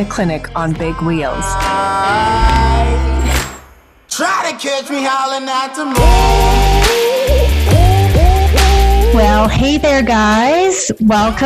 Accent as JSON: {"language": "English", "town": "Pincher Creek", "region": "Alberta", "country": "Canada", "tie": "born or raised there", "said": "I grew up in Pincher Creek"}